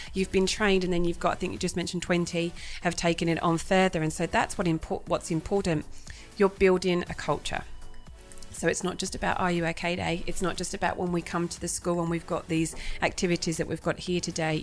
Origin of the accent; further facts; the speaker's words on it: England, United Kingdom; moved away as an adult; now in Australia; So I'm originally from England. I've been in Australia now for 15 years